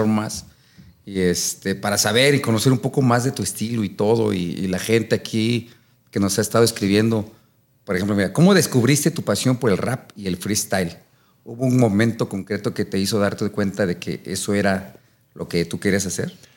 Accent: Mexico City, Mexico; subía con mi bandera de México y decía Iztacalco

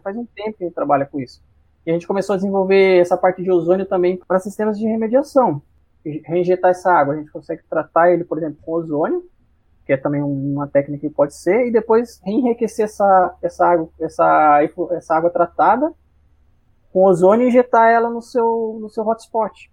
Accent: Cajamar, São Paulo, Brazil; also born or lived in Jundiaí; sou natural aqui de Jundiaí mesmo, né? Mas morei em Cajamar muito, muitos anos, 30 anos da minha vida

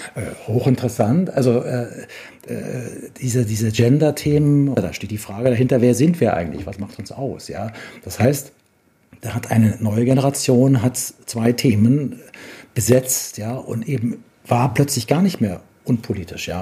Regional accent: Bavaria, Germany; Ich komme aus Bayern, da gibt es eine lebendige Musiktradition

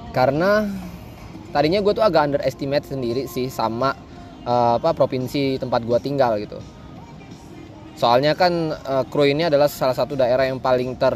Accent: Lampung, Indonesia; gue itu orang asal gue tuh dari Lampung

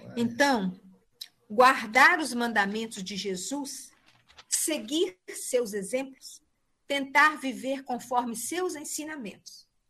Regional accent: Leopoldina, Minas Gerais, Brazil; moved away; eu estou aqui em Leopoldina

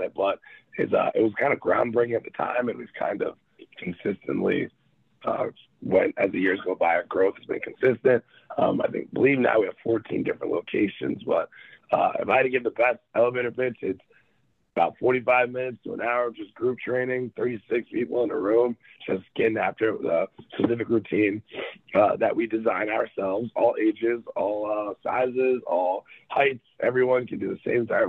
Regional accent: Linwood, United States; I'm from Linwood

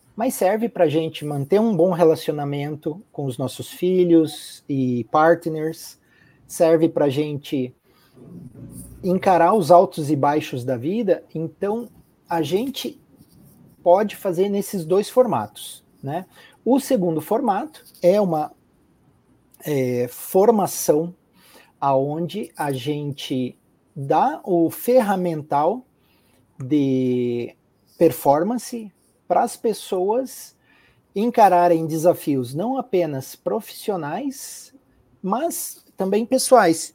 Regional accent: Curitiba, Paraná, Brazil; also born or lived in Italy; Eu sou natural aqui de Curitiba, no Paraná, sou de família italiana, então eu nasci e fui criado em Curitiba

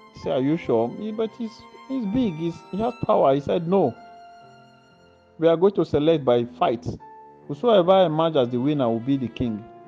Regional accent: Nigeria; now in Italy; I'm from Nigerian. Salute. But I live here in Italy

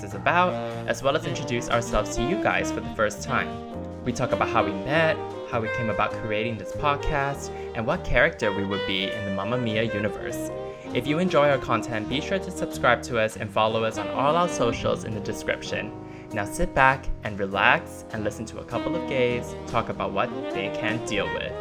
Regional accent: Singapore; now in Melbourne, Australia; I grew up in Singapore, but currently based in Melbourne, Australia.

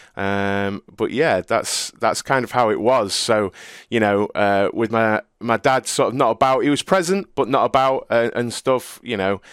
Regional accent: Cleethorpes, East Midlands, United Kingdom; I grew up in Cleethorpes in Lincolnshire in the U K.

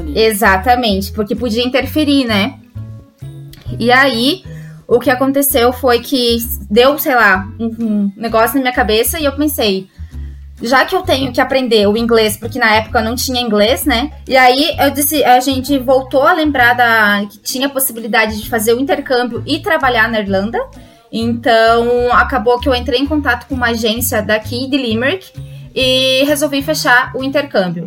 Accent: Caçador, Santa Catarina, Brazil; moved away as an adult; now in Ireland; Sou do Brasil, de Santa Catarina, caçador, na cidade pequenininha que provavelmente ninguém ouviu falar

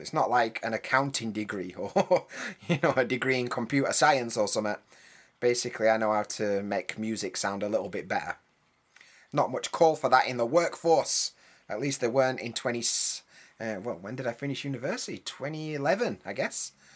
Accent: United Kingdom; first language English; moved away; I'm a British guy, I know a bit about British English

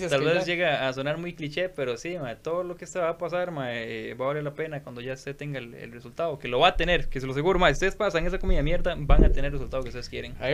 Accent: Costa Rica; nosotros como ticos no estamos acostumbrados

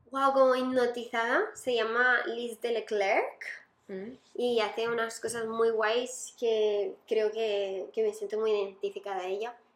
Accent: Colombia; No, no nena, soy colombiana.

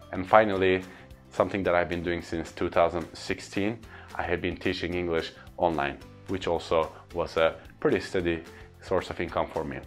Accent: Istanbul, Turkey; first language Turkish; English is a second language; I give trainings in my hometown Istanbul or in my country Turkey

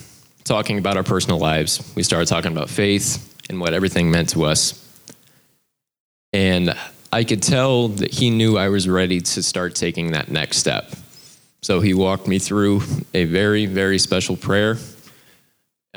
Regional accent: South Bend, Indiana, United States; I'm from South Bend.

